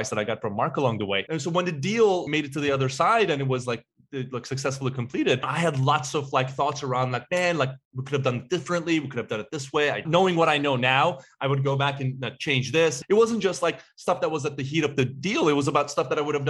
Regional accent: Istanbul, Turkey; now in Chicago, United States; I was born and raised in Istanbul, Turkey

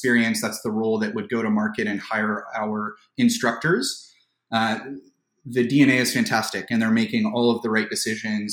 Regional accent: Toronto, Ontario, Canada; I was fortunate enough to be born and raised in the Greater Toronto area

